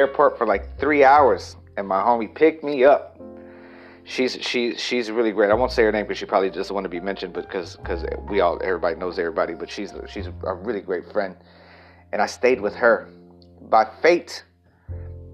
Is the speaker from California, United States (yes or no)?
no; El Campo, Texas, United States; now in Los Angeles, United States; I moved back to El Campo, Texas, my hometown